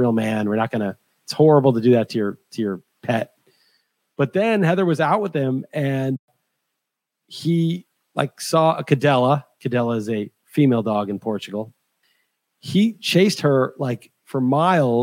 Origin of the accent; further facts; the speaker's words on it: New York, United States; moved away as an adult; I grew up in New York